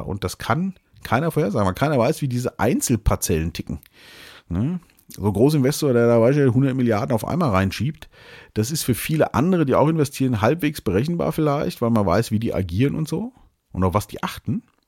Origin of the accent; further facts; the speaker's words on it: Germany; hier bei uns in Deutschland